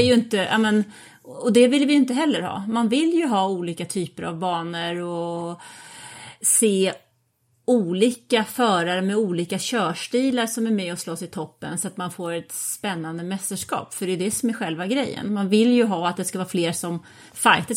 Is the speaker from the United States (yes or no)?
no; Sweden; jag är ju liksom svensk